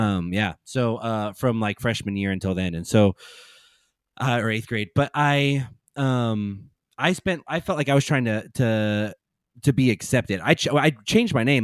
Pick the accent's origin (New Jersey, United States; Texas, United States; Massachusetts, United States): Texas, United States; San Antonio; also born or lived in Dallas; I grew up in San Antonio